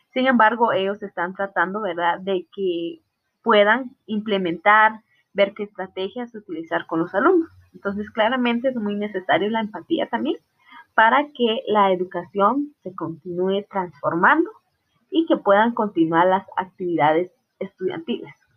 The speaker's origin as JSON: {"language": "Spanish", "region": "Totonicapán", "country": "Guatemala", "moved": "yes", "lives_now": "Salcajá, Guatemala", "said": "yo soy del área de Totonicapán, de una aldea llamada Aldea Vázquez. Actualmente resido en Salcajaque, Saltenango."}